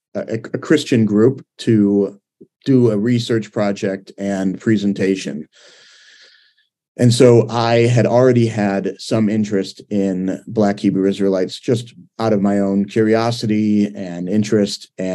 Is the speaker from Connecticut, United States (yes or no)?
no; Cleveland, Ohio, United States; now in Seattle, United States; I grew up in Cleveland, Ohio.